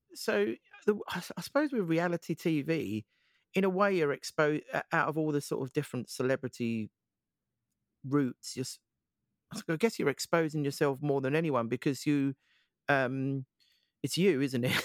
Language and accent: English; Essex, East of England, United Kingdom; I'm from Essex